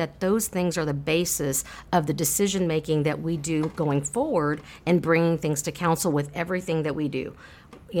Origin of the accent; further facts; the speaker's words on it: San Marcos, Texas, United States; My husband and I were both born and raised in San Marcos, and so we raise our family here.